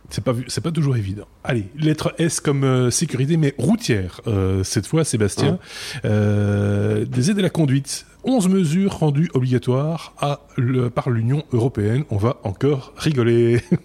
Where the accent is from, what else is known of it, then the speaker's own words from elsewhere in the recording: Belgium; chez nous en Belgique